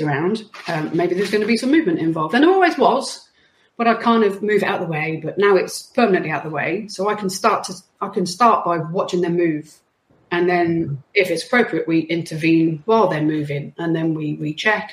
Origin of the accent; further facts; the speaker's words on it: West Midlands, United Kingdom; moved away; I'm from the West Midlands